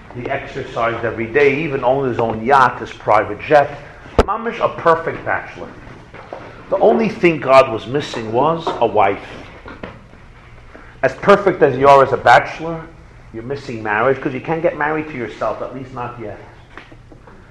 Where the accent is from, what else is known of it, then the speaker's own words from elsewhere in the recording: New York, United States; I come from New York